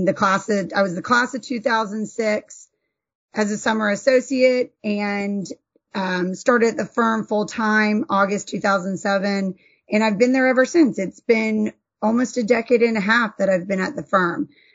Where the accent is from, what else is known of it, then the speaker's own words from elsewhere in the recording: North Carolina, United States; moved away as an adult; now in Georgia, United States; born and bred in North Carolina, and then came down to Georgia for law school and have been here ever since